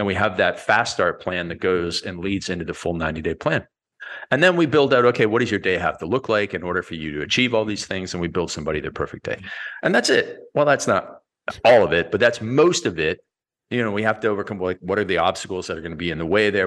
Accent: Canada; I was born in Canada and I'm a hockey player

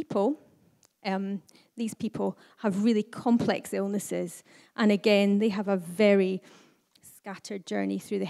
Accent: the Highlands, Scotland, United Kingdom; now in Aberdeen, United Kingdom; as someone who was born and brought up in the Highlands

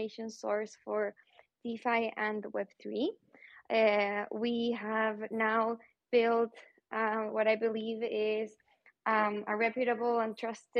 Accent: Santiago, Santiago Metropolitan Region, Chile; moved away; also born or lived in New York / Buenos Aires / Madrid; I'm originally from Santiago, Chile

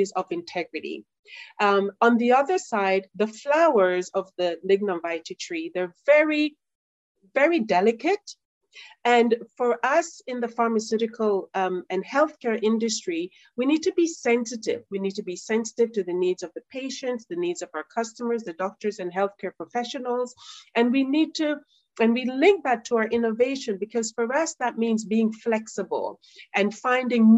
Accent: Jamaica; I'm Jamaican

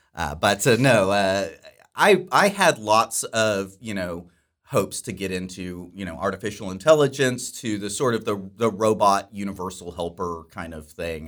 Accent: Dallas-Fort Worth area, Texas, United States; I grew up here in the Dallas-Fort Worth area

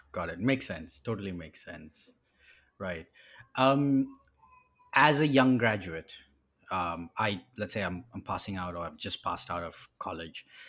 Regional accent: Botswana; I grew up in Africa as well. I grew up in a country called Botswana.

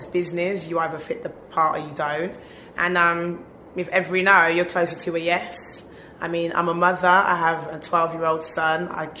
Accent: Birmingham, West Midlands, United Kingdom; I've been in London the past 3 years, so to be in my hometown, I'm like, come on. Like, rep Brum all day.

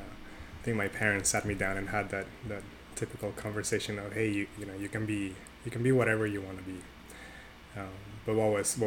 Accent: Tijuana, Baja California, Mexico; I grew up in Mexico, in Tijuana, Mexico, to be more specific.

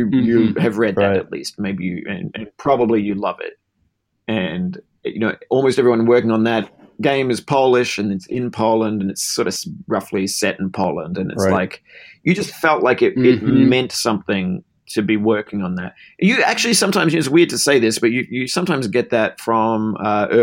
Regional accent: Melbourne, Victoria, Australia; I grew up in Melbourne, Australia

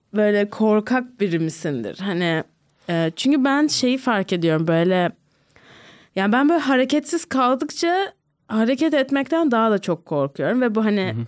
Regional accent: Ankara, Turkey; Bilkent'te büyüdüm.

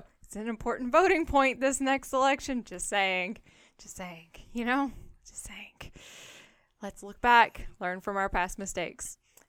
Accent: United States; being born in America.

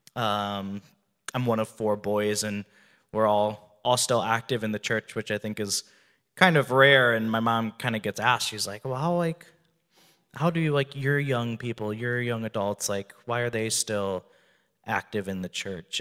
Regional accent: Wisconsin, United States; moved away as an adult; now in Phoenix, United States; I'm from Wisconsin originally.

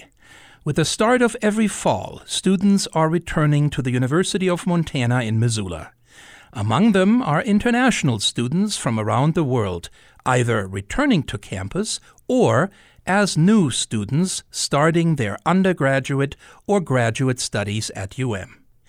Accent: Germany; So I was born and raised in Germany, and I remember my grandparents talking about harsh winters when they were young, and long winters and lots of snow and, you know, cold temperatures.

